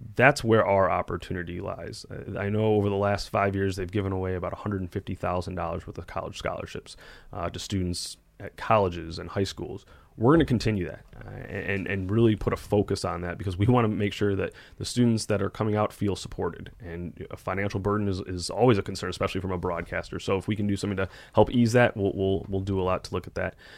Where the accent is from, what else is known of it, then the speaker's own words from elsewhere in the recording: Detroit, Michigan, United States; I grew up in Metro Detroit